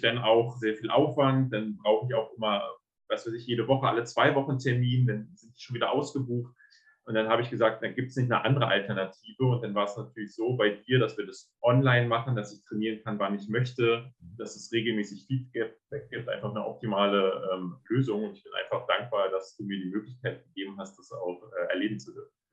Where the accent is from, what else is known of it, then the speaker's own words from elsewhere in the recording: Berlin, Germany; ich äh, komme aus Berlin